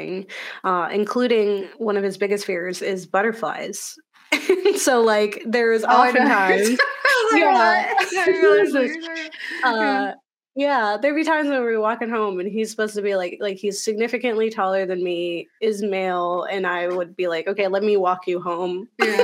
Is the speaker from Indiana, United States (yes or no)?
no; Florida, United States; moved away; I was spoiled coming from Florida when we had Halloween Horror Nights at like our amusement parks